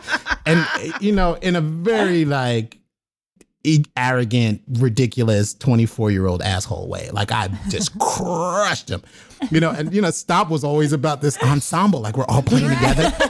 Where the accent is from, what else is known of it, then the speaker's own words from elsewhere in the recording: New York City, New York, United States; I'm from the South Bronx, New York City